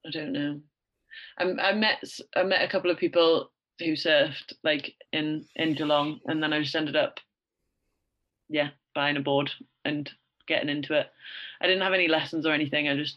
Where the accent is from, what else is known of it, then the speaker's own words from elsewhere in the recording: Greenside, North East England, United Kingdom; also born or lived in Australia; So I grew up near Newcastle, a place called Greenside. You probably won't have heard of it unless you're from Gateshead. But it's in Gateshead, not Newcastle, so south of the river.